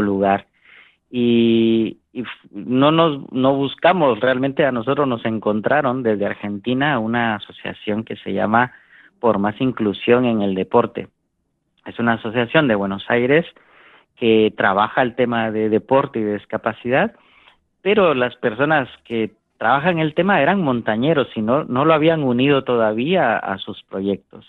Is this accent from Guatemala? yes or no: yes; Guatemala; en mi país, en Guatemala, em, aprendimos a hacer montaña